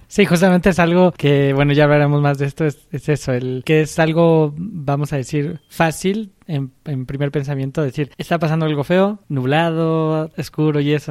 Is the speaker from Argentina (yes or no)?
no; Mexico; aquí también en México estamos acostumbrados un poco a trabajar como los gringos